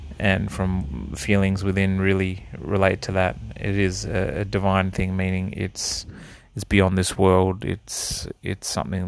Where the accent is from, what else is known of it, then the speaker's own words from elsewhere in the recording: Australia; also born or lived in Netherlands; My upbringing was I was born in the Netherlands and lived there for a few years. Then we moved to Australia, and started in the southern states, and we sort of gradually moved up the east coast